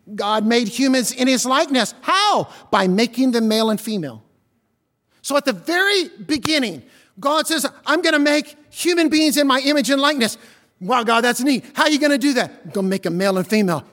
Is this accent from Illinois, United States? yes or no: yes; Southern Illinois, United States; I'm from Southern Illinois